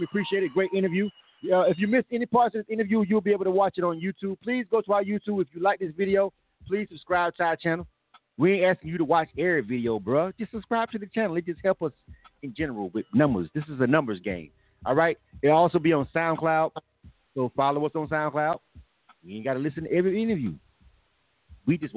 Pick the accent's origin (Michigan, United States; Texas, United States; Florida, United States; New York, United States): Florida, United States; I am from Florida.